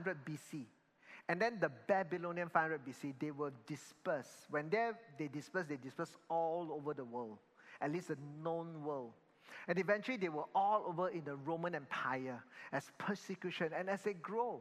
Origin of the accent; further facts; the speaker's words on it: Malaysia; I'm Chinese and then I'm in Malaysia. So now I'm Malaysian Chinese